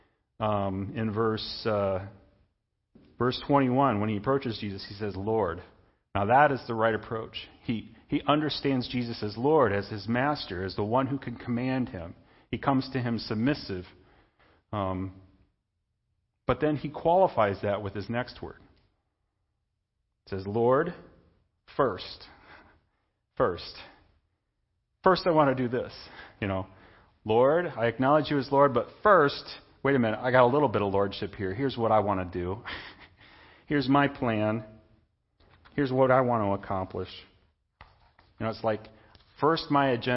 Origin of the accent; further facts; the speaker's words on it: Indiana, United States; I'm an American citizen. I'm a citizen of Indiana. I'm a Hoosier.